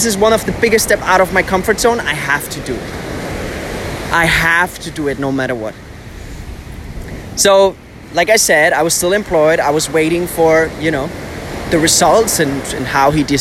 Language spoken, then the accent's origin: English; Bamberg, Bavaria, Germany; English is a second language; moved away as an adult; also born or lived in near Munich, Germany; now in Dubai, United Arab Emirates; I spent some time at my family's place in my hometown in Bamberg, because I was actually living abroad more in the south, close to Munich.